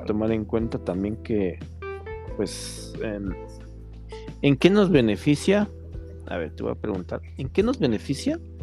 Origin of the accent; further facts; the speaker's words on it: Mexico; also born or lived in Tláhuac, Mexico City; Como mexicano